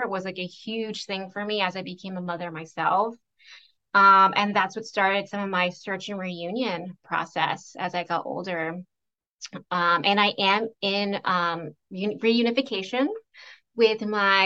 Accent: Central Florida, United States; also born or lived in Cusco, Peru / upstate New York; now in Green Bay, United States; I grew up in Central Florida for the most part and went to school there

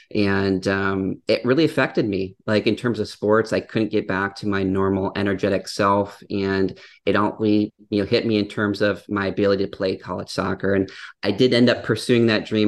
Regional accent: Upper Peninsula of Michigan, United States; I grew up in the Upper Peninsula of Michigan, which, if the audience isn't familiar, it's a very a rural area

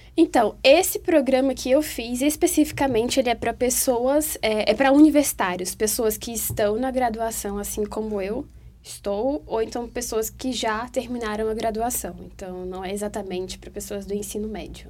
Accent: Teresina, Piauí, Brazil; now in Brasília, Brazil; eu tô morando aqui em Brasília, mas eu sou de Teresina

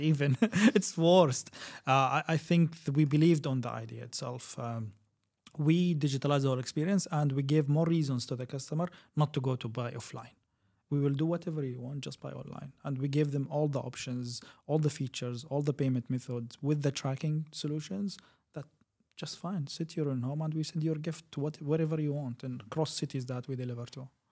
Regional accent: Kuwait; also born or lived in Syria; I'm originally from Syria. I lived in the region for around twenty-two years. Um, I grown in Kuwait.

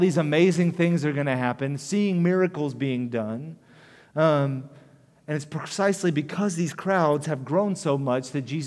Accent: United States; as American Christians

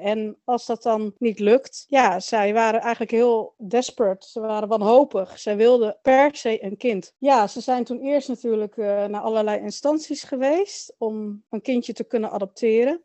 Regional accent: Netherlands; also born or lived in Chile; ik ben geboren in Chili. Ehm, in 1972, op uh, eh, 19 oktober 1972, kwam ik eh, met het vliegtuig van Chili naar Nederland. Ik ben eh, opgegroeid in een streng christelijk gezin

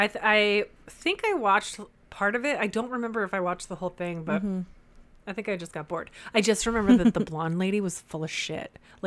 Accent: San Diego, California, United States; I grew up in San Diego

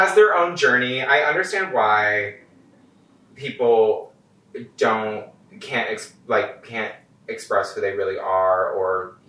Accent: Michigan, United States; I'm originally from Michigan. Worst comes to worst, it's like an hour and a half drive away from like where my family lives in Michigan.

